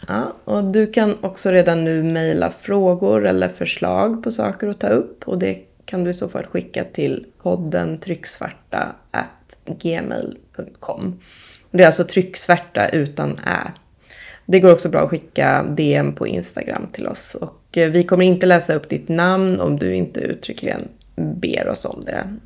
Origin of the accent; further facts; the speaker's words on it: Lidingö, Stockholm County, Sweden; jag är uppvuxen på Lidingö